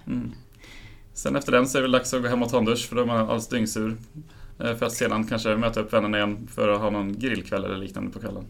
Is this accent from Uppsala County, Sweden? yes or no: yes; Enköping, Uppsala County, Sweden; moved away as an adult; now in Uppsala, Sweden; jag flyttade hit för ett par år sedan men kommer från Enköping från början